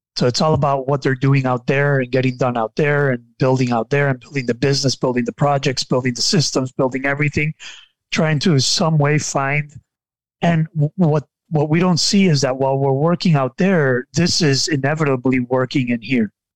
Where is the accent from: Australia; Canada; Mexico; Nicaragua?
Nicaragua; I am from Nicaragua and I and I live in Nicaragua